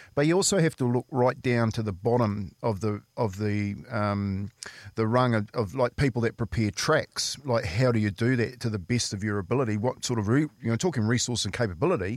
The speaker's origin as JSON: {"language": "English", "town": "Waitara", "region": "Taranaki", "country": "New Zealand", "tie": "born or raised there", "said": "my hometown. Yep. So Waitara, we had a we had a rugby club"}